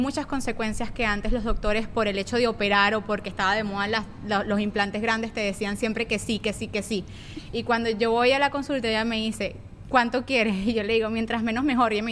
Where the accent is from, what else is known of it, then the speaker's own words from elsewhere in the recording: Venezuela; moved away; Eros, cuando llegamos de Venezuela, empezó a vomitar en la cuna.